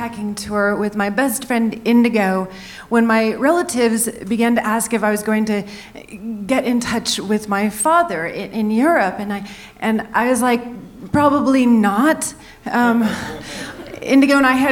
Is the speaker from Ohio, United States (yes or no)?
no; San Francisco, California, United States; also born or lived in New Orleans / New York; now in Denver, United States; I grew up in San Francisco with my mother